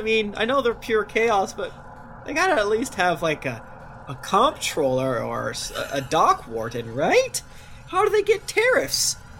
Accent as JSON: {"language": "English", "region": "Florida", "country": "United States", "said": "I'm from Florida"}